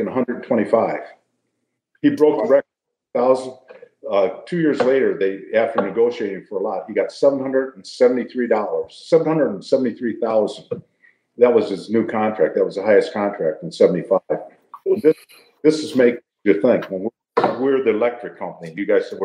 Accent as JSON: {"language": "English", "town": "Detroit", "region": "Michigan", "country": "United States", "tie": "born or raised there", "said": "I grew up in Detroit"}